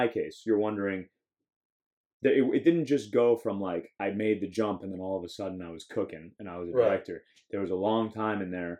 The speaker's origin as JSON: {"language": "English", "town": "Miami", "region": "Florida", "country": "United States", "said": "I know people from Miami, I'm from Miami."}